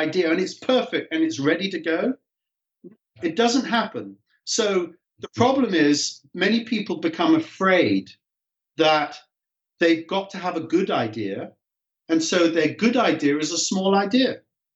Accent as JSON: {"language": "English", "region": "England", "country": "United Kingdom", "tie": "born or raised there", "moved": "as an adult", "lives_now": "California, United States", "said": "As a young kid growing up in England"}